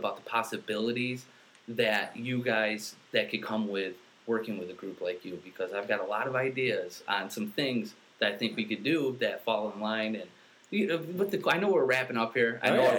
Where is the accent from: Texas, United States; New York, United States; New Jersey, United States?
New York, United States; Central; born and raised in Central New York. I got my family. I got a huge family with deep local roots.